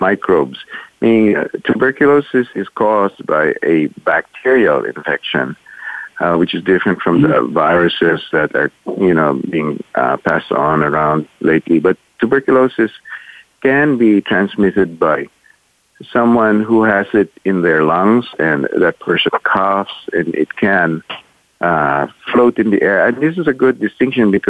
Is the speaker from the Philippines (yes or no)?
yes; Manila, Metro Manila, Philippines; moved away as an adult; also born or lived in United States; I was born and raised in Manila in the Philippines